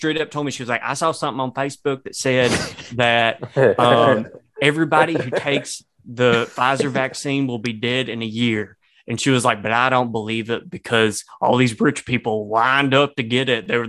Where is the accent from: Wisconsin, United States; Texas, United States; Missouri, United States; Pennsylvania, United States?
Texas, United States; East; moved away as an adult; I grew up in East Texas. I like moved here a couple of years ago